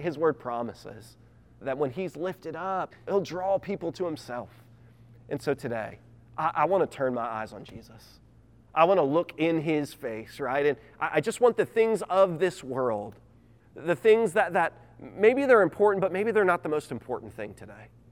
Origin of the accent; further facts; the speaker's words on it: United States; I'm an American.